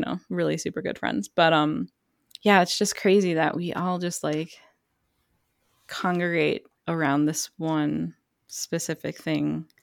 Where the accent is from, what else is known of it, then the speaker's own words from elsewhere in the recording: suburbs of Chicago, Illinois, United States; I basically grew up in the suburbs of Chicago